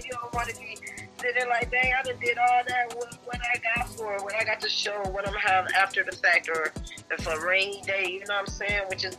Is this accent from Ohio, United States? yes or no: no; Jackson, Michigan, United States; Yeah, I'm from Jackson, Michigan.